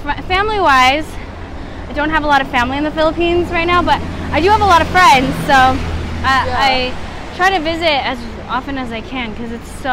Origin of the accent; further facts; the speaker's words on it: Culver City, California, United States; I was born in Culver City, which is a small city in Los Angeles, California. Born and raised, lived a few places, but went back home, and I live in LA right now.